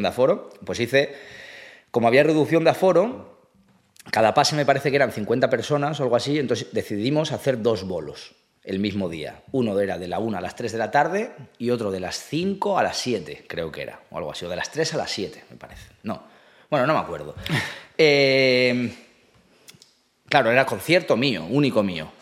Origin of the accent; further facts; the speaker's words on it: Asturias, Spain; moved away as an adult; also born or lived in Málaga / France / Ireland; now in Madrid, Spain; soy de Asturias